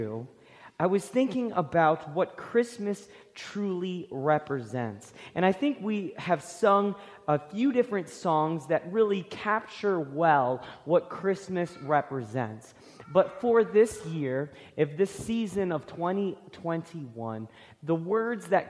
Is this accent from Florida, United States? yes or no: yes; Florida, United States; I grew up in Florida